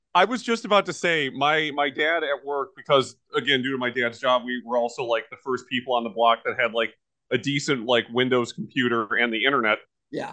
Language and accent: English; United States; I am an American and I own Zillion.